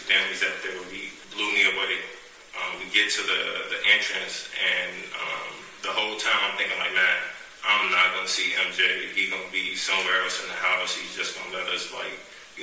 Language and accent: English; Chicago, Illinois, United States; Growing up in Chicago, well, I loved growing up in Chicago